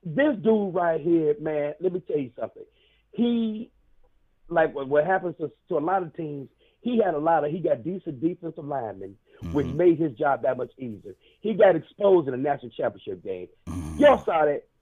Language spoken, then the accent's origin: English; Columbia, South Carolina, United States; I'm from Columbia, South Carolina